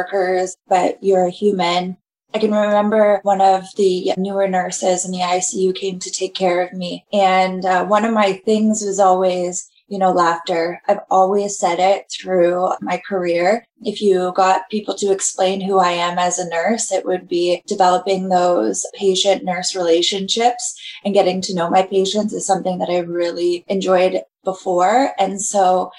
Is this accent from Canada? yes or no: yes; Kitchener, Ontario, Canada; I'm from Kitchener